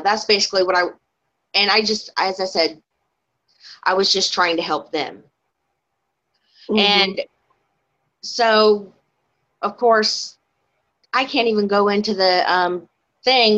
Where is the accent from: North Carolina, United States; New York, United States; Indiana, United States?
Indiana, United States; I'm from Indiana.